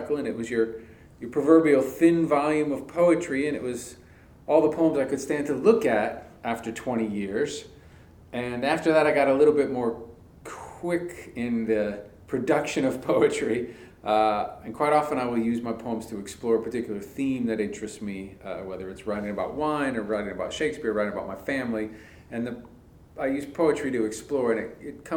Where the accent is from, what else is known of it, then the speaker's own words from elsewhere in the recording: Indiana, United States; moved away as an adult; also born or lived in Illinois / California; now in Winston-Salem, United States; I grew up in Indiana. I didn't know any writers. I grew up in a factory town